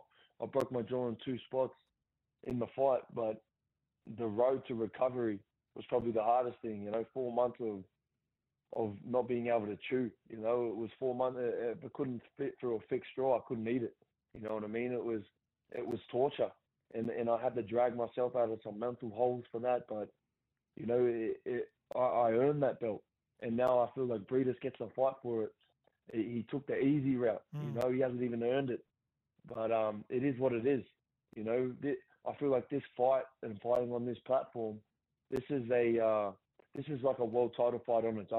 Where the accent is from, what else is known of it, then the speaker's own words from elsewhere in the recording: Gosford, New South Wales, Australia; my hometown